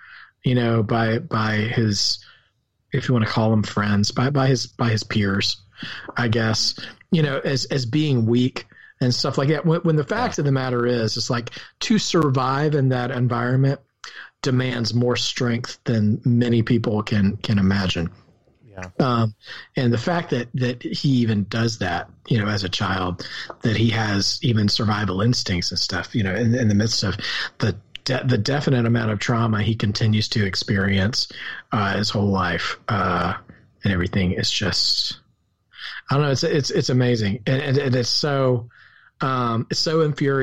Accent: the South, United States; accent: rural Southern; My rural Southern accent

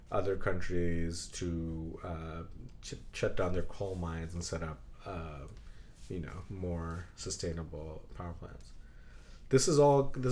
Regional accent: Belgium; born there; Oh, by the way, I was born in Belgium.

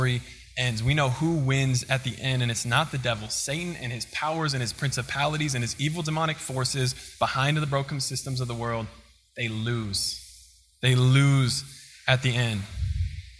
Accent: Colorado, United States; also born or lived in Kansas; now in Missouri, United States; I'm from Colorado, but my mom's family is from Kansas

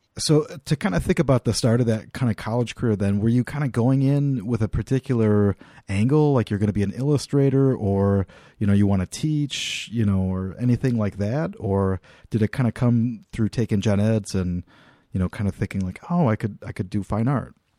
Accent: Midwest, United States; also born or lived in Laramie, Wyoming; growing up in the Midwest

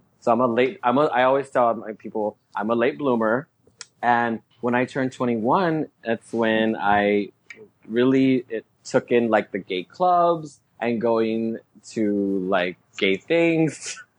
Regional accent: Texas, United States; Growing up in Texas. Oh my God. Well, my family's from Mexico. From Mexico. Mm-hmm. So I was raised Mexicana, Latina.

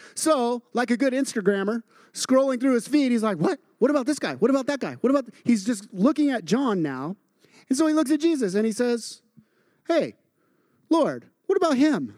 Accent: Idaho, United States; I grew up in Idaho and in a very agrarian culture

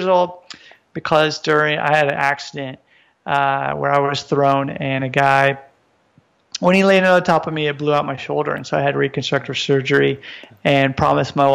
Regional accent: United States; moved away as an adult; now in Japan; I'm originally from the United States.

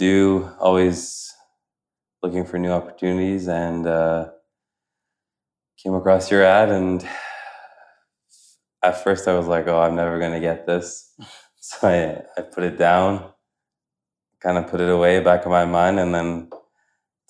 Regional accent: Ottawa, Ontario, Canada; moved away as an adult; now in Guangzhou, China; I'm from Ottawa, Canada

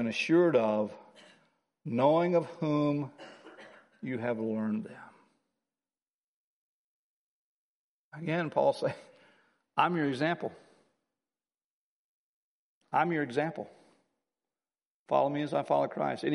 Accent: United States; I'm an American

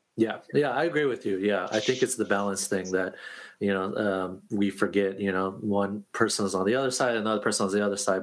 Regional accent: Oregon, United States; now in New York, United States; moved oh, yeah. to New York, my my viewpoint was different uh, coming from Oregon

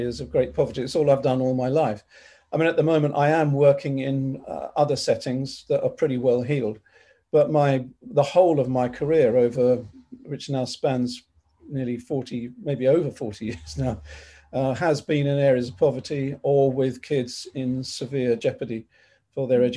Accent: London, United Kingdom; I grew up in North London with my mum and dad

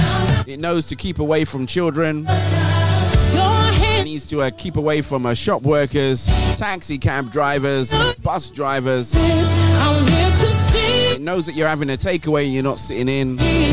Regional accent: Nigeria; accent: Nigerian; One of these days, you know, I think I'll do a show in my Nigerian accent. There you go. I do have one, you know, I just do a good job at suppressing it.

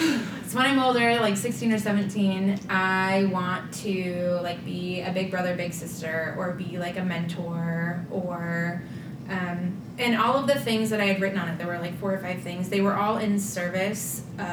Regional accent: Nevada, Iowa, United States; From central Iowa, {S1} okay. {S2} A little town just east of Ames called Nevada. {S1} Mm-hmm. {S2} Born and raised.

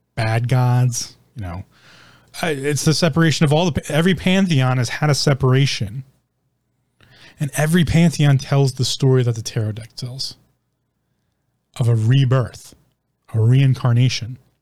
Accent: United States; I'm an American. I live in America.

